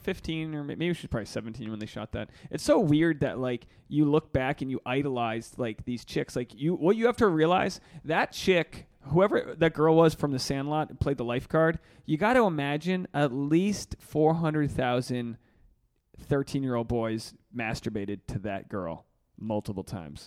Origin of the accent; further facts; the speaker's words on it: Rhode Island, United States; moved away as an adult; now in Los Angeles, United States; Rhode Island born, and I'm Rhode Island bred